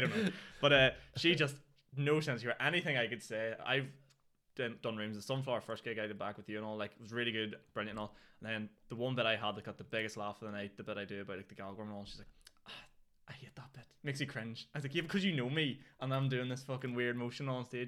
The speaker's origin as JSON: {"language": "English", "town": "Newry", "region": "Northern Ireland", "country": "United Kingdom", "said": "I'm from Newry."}